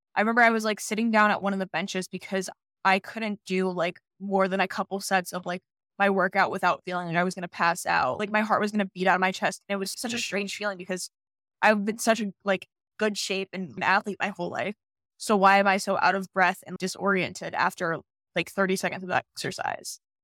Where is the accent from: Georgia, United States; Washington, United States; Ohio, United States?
Ohio, United States; Dayton; I'm from Dayton, Ohio.